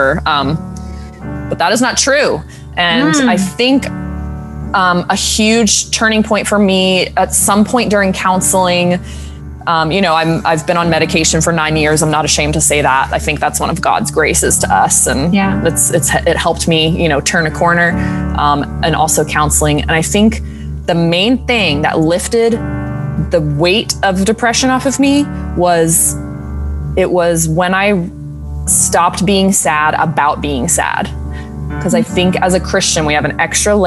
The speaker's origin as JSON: {"language": "English", "region": "South Carolina", "country": "United States", "tie": "born or raised there", "also_born_or_lived": "Oklahoma", "moved": "as an adult", "lives_now": "New York City, United States", "said": "I'm from South Carolina"}